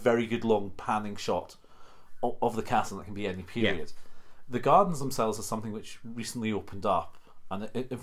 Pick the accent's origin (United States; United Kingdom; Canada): United Kingdom; Berwick-upon-Tweed, North East England; where I'm from Berwick upon Tweed